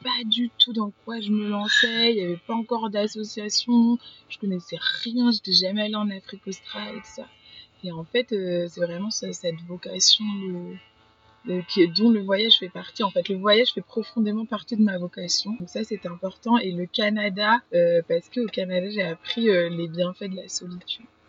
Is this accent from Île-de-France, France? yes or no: yes; Paris, Île-de-France, France; moved away; j'ai grandi à Paris.